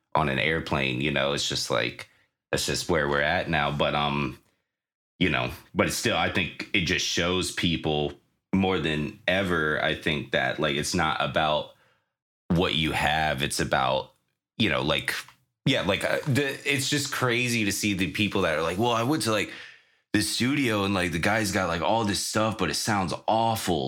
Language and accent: English; Virginia, United States; I grew up in Virginia